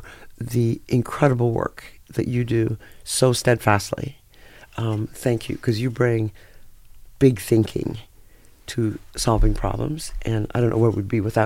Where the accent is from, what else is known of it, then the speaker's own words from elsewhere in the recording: Vancouver, British Columbia, Canada; moved away as an adult; also born or lived in India; now in Las Vegas, United States; I grew up in Canada, where I wasn't exposed to black history